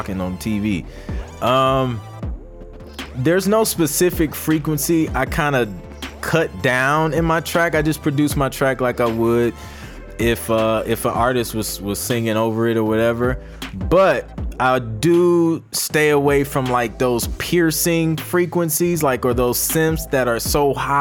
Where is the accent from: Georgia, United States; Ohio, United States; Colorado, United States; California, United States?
Ohio, United States; Toledo; moved away as an adult; also born or lived in Columbus, Ohio; now in Atlanta, United States; I'm from Toledo, Ohio, born and raised